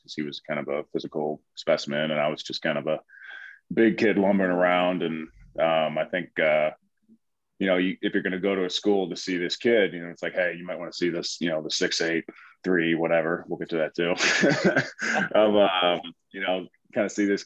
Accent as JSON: {"language": "English", "town": "Mount Airy", "region": "Maryland", "country": "United States", "tie": "born or raised there", "also_born_or_lived": "Madison, Wisconsin / St. Louis", "moved": "as an adult", "lives_now": "Los Angeles, United States", "said": "I was born and raised in Maryland, Mount Airy, Maryland"}